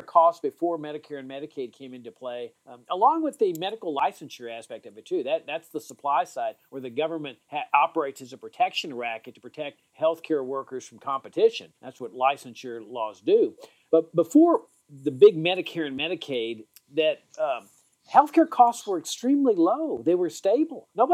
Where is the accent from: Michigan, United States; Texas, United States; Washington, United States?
Texas, United States; Laredo; I grew up in Laredo, Texas, on the border